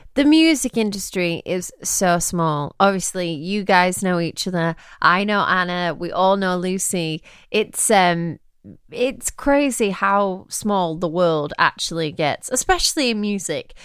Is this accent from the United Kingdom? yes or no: yes; England, United Kingdom; moved away; also born or lived in Nashville; I'm English.